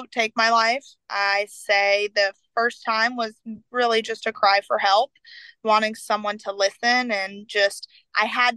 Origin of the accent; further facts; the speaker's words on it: the South, United States; I grew up in the South